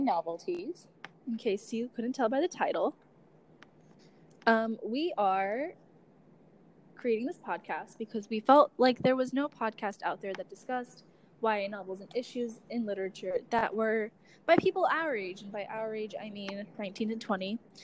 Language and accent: English; Southern California, United States; moved away as an adult; now in Washington, D.C., United States; I'm from Southern California